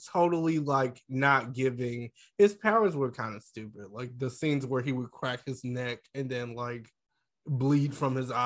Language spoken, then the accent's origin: English; the South, United States; I'm from the South